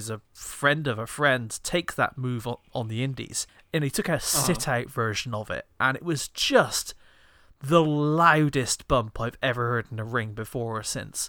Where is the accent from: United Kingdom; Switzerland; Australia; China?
United Kingdom; As a British person